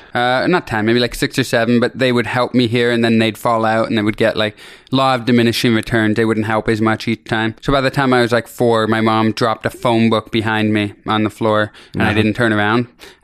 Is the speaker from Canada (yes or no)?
yes; Kitchener, Ontario, Canada; now in Los Angeles, United States; Kitchener, Ontario.